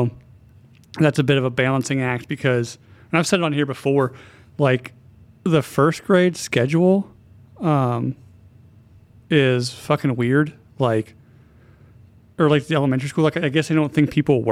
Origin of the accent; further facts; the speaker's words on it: Hendersonville, North Carolina, United States; I'm from Hendersonville